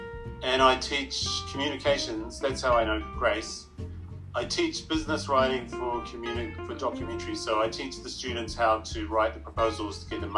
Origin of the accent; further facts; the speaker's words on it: New Zealand; moved away as an adult; now in Canada; I am Maori from New Zealand, so I'm part Indigenous culture, blood of New Zealand. So when I came to Canada